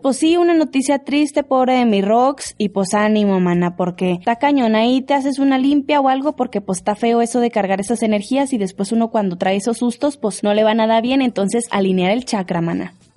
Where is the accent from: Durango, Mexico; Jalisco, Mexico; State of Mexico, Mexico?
Durango, Mexico; Lerdo; soy de Lerdo